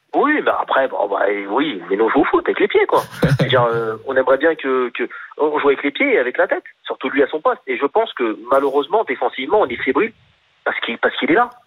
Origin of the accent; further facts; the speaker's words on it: France; on est français